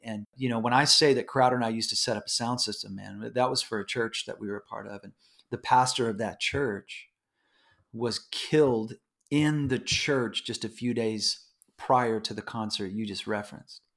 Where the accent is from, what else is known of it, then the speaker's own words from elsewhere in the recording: Houston, Texas, United States; I grew up in Houston, Houston, Texas